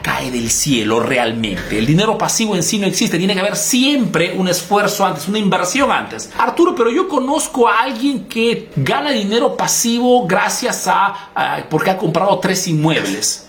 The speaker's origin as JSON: {"language": "Spanish", "country": "Peru", "moved": "yes", "lives_now": "Italy"}